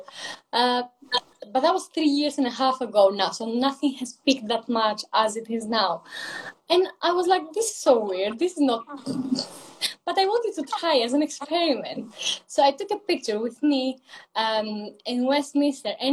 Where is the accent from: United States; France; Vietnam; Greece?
Greece; English is a second language; moved away as an adult; now in London, United Kingdom; So I am originally from Greece, hence the accent. I moved in London like 3.5 years ago.